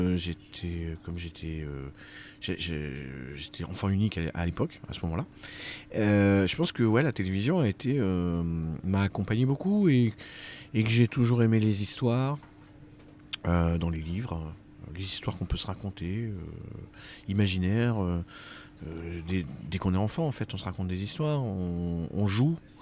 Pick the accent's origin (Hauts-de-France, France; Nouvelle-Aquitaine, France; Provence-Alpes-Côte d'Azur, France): Nouvelle-Aquitaine, France; Brive-la-Gaillarde; now in Paris, France; je suis né à Brive. j'ai eu mon bac au lycée Arsonval